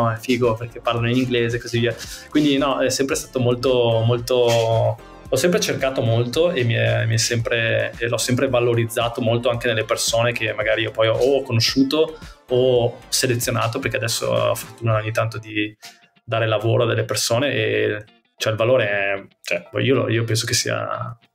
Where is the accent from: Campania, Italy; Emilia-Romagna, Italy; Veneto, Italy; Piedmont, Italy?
Veneto, Italy; moved away; da, da Veneto, ovviamente. esatto, essendo Veneto.